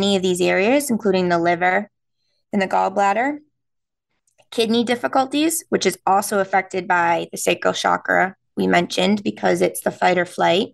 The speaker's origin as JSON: {"language": "English", "region": "New England", "country": "United States", "accent": "non-rhotic New England", "said": "since we're from New England, we don't pronounce the R's"}